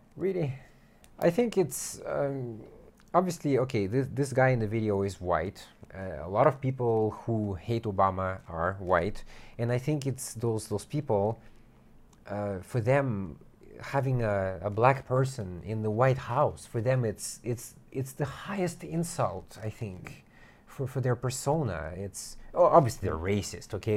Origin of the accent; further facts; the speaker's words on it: United States; I'm American